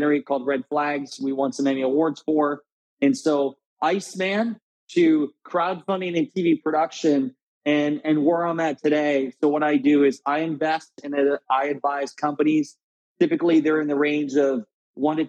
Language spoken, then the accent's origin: English; Garnavillo, Iowa, United States; So I grew up in Northeast Iowa, a small town of 700 people named Garnavillo, Iowa, surrounded by cornfields.